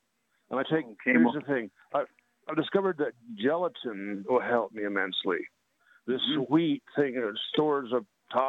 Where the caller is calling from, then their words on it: Utah, United States; I'm calling from Utah. Yeah, Dinosaur Land.